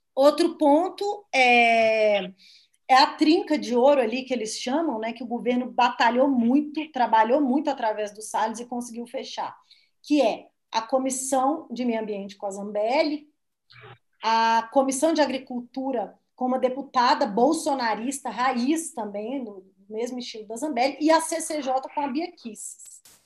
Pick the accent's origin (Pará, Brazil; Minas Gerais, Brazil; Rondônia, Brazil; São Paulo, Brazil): Minas Gerais, Brazil; moved away; eu sou lá de Minas